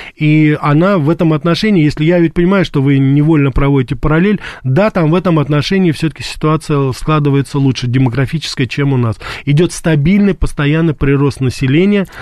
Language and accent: Russian; Russia; я родился и вырос в России